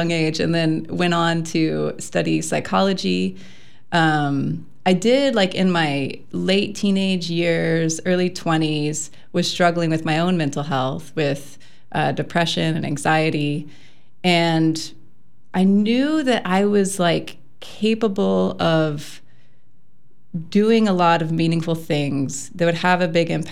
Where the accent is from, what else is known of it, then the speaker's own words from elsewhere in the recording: outside of Austin, Texas, United States; also born or lived in Ontario, Wisconsin; now in Wisconsin, United States; I was born and raised in Texas, right outside of Austin